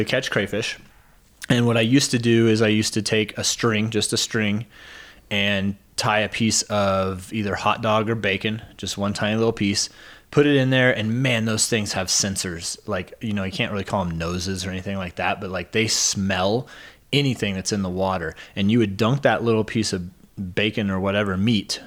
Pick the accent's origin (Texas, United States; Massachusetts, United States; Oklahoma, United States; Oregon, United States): Oklahoma, United States; I grew up in Oklahoma